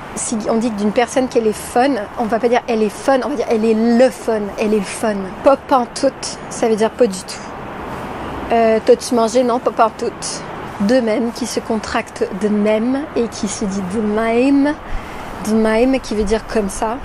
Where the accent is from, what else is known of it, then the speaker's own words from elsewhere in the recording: Montreal, Quebec, Canada; moved away as an adult; now in France; ma ville natale de Montréal au Québec, pays de froid et d'écureuils. J'ai vécu en tout 19 ans au Québec avant d'aller vivre en France